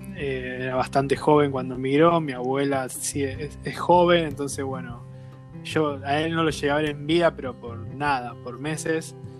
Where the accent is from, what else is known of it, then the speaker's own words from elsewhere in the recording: Correa, Santa Fe, Argentina; moved away as an adult; now in Spain; soy de Correa, un pueblito bastante cerca